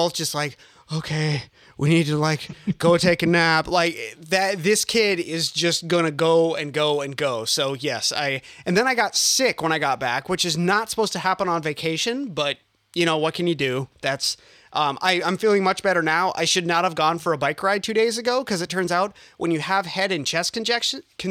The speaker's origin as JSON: {"language": "English", "region": "Northern Minnesota", "country": "United States", "moved": "as an adult", "lives_now": "Northern California, United States", "said": "I'm actually from Northern Minnesota and I moved out"}